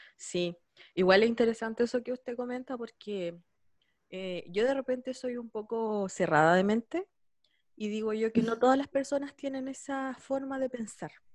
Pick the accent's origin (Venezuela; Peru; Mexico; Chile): Chile; San Javier, Maule; yo soy de San Javier